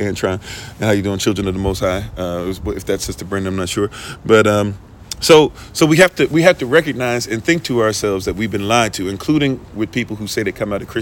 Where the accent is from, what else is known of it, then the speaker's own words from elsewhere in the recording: Ghana; as if I'm not Ghanaian